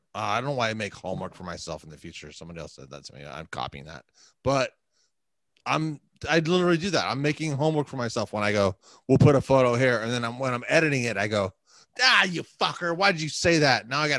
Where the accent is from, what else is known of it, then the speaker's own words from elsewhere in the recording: Huntington Beach, California, United States; I'm from Huntington Beach, dude. It's 714